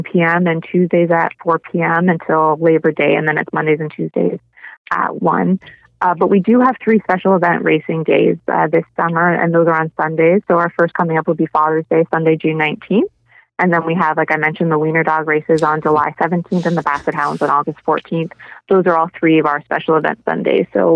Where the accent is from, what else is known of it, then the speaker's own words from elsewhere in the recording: Fort Erie, Ontario, Canada; I'm kind of born and raised in Fort Erie. I've, you know, lived here all my life